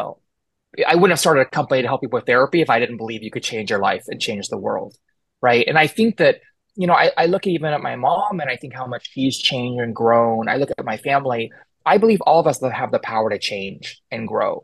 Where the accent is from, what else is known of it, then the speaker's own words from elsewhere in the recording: Houston, Texas, United States; moved away as an adult; I grew up in Houston, Texas, and I was very far from my family and community